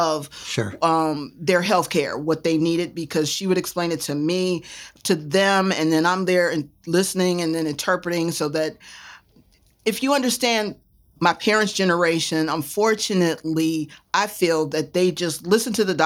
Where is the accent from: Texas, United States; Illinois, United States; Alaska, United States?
Illinois, United States; Chicago; also born or lived in New York; I was born in New York. Excuse me. And then moved to Chicago at 6 months. So I was raised in Chicago